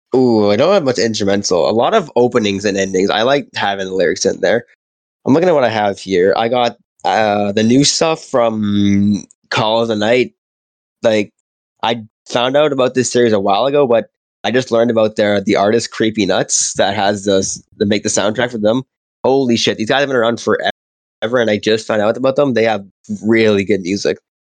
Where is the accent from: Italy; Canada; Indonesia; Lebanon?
Canada; growing up in Canada, being a white kid, it's all hockey